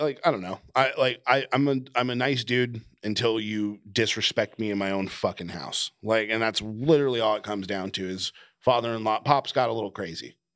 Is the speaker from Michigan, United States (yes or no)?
no; Sacramento, California, United States; growing up in the Sacramento hardcore scene